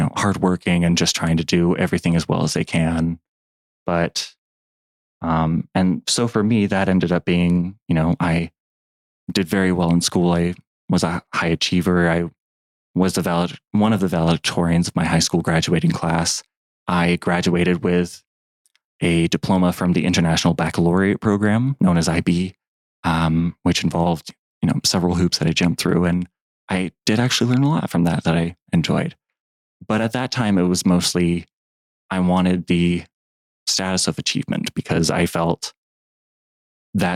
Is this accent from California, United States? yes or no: yes; Indio, California, United States; I was born and raised in the Palm Springs area of California, just always lived in Indio and went to school and graduated from there